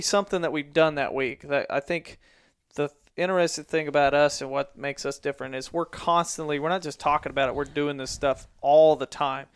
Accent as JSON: {"language": "English", "town": "Mansfield", "region": "Missouri", "country": "United States", "tie": "born or raised there", "said": "in my hometown of Mansfield, Missouri"}